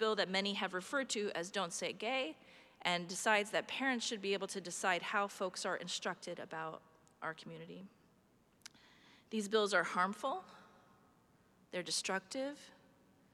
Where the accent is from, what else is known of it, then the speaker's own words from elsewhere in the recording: Iowa, United States; my home state of Iowa